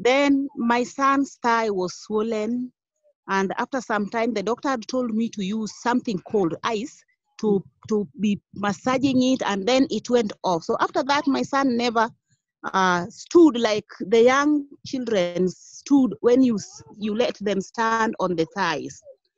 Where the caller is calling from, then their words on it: Kisumu County, Kenya; I am in Kisumu County.